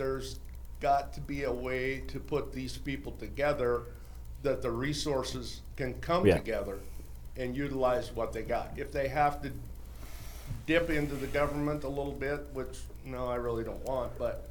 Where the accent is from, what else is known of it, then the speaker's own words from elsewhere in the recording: Seymour, Iowa, United States; I'm from Seymour, Iowa, third generation butcher, one generation critical care paramedic, kind of went both ends of the spectrum.